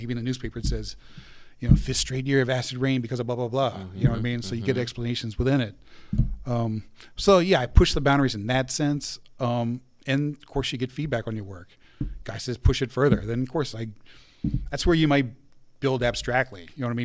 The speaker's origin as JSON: {"language": "English", "town": "Carlisle", "region": "Pennsylvania", "country": "United States", "tie": "born or raised there", "moved": "yes", "said": "this is my hometown back in Carlisle"}